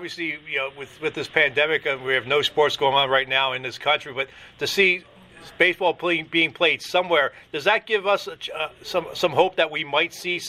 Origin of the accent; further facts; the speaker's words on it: Philadelphia, Pennsylvania, United States; now in Schenectady, United States; he is originally from my hometown of Philadelphia.